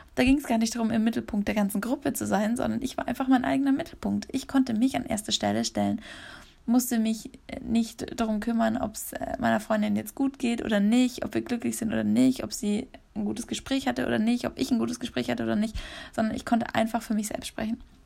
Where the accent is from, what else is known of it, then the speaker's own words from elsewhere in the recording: Munich, Bavaria, Germany; in München bin, wenn ich in meiner Heimat bin